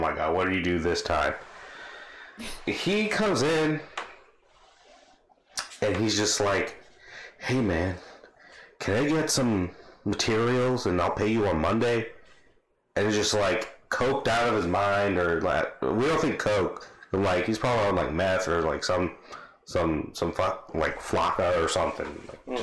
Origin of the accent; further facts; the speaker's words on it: Bangladesh; I'm from Bangladesh